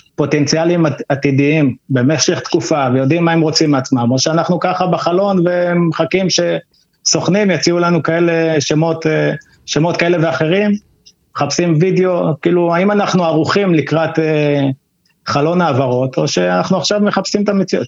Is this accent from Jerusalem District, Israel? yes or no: no; Mitzpe Ramon, Southern District, Israel; moved away as an adult; now in Kibbutz Na'an, Israel; אני במקור ממצפה רמון, ככה שבאר שבע תמיד הייתה העיר הגדולה שלנו